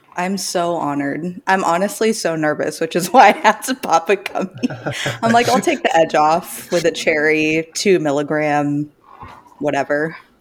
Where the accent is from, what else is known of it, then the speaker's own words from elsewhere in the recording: Sarasota, Florida, United States; moved away as an adult; also born or lived in Orlando, Florida; now in Canada; I'm from the Sarasota area, so I grew up on the beach